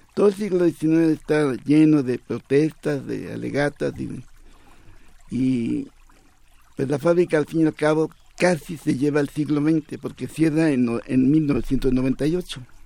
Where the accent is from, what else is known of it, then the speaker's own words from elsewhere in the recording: Mexico City, Mexico; yo nací en La Fuente, ya hace algunos años y siempre vi agua, siempre. Hasta los cinco años que, estuve allí